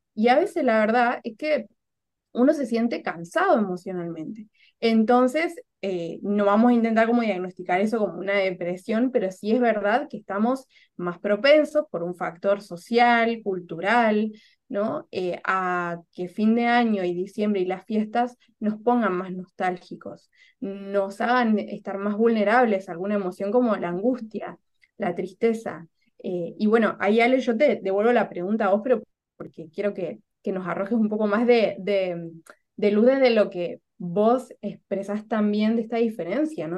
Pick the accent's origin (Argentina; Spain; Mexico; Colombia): Argentina; moved away as an adult; also born or lived in Córdoba, Argentina; now in Lima, Peru; soy argentina